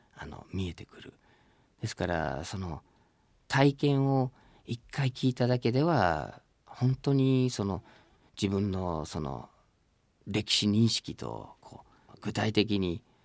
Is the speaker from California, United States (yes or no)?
no; Michigan, United States; Japanese is a second language; moved away as an adult; now in Japan; 僕はアメリカにミシガンに生まれ育ってそして今日本に住んでいて人生の半分を日本で過ごして日本語と英語とこう行ったり来たりしながら生活している